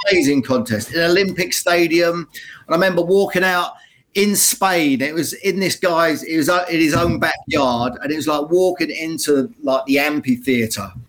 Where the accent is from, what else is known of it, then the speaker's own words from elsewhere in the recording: Luton, East of England, United Kingdom; my hometown of Luton